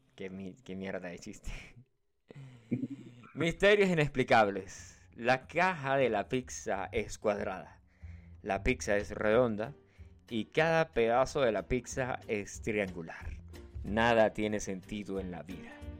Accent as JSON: {"language": "Spanish", "country": "Venezuela", "moved": "yes", "said": "en mi país. Bueno, de hecho en Venezuela"}